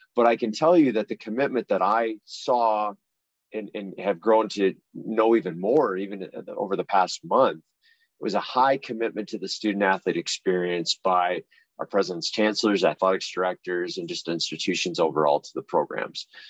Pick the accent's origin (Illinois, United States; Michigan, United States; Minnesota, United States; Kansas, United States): Minnesota, United States; Litchfield; I grew up in a small town called Litchfield, Minnesota, uh, about 60 miles west of Minneapolis, St. Paul area, rural farming community